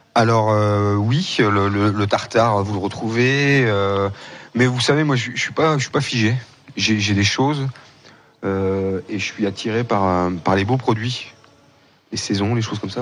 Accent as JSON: {"language": "French", "area": "Vendée bocage", "region": "Pays de la Loire", "country": "France", "tie": "born or raised there", "said": "je suis de Vendée, il y a la côte vendéenne, mhm. mais moi je suis du bocage vendéen"}